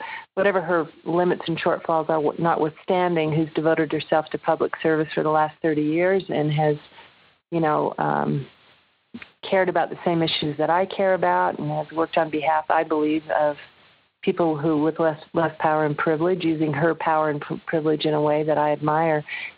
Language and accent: English; United States; And then, of course, I'm an American liberal.